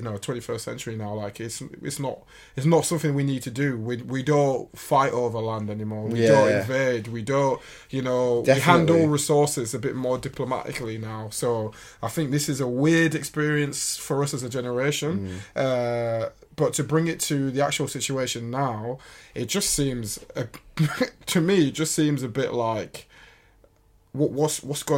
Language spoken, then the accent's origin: English; United Kingdom; I am British